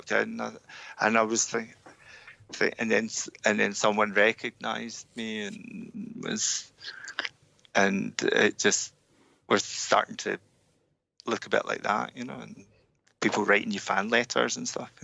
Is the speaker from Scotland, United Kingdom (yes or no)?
yes; Scotland, United Kingdom; being Scottish